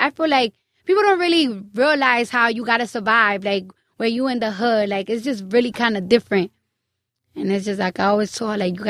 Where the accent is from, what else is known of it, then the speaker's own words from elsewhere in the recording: Bronx, New York, United States; I'm from the Bronx.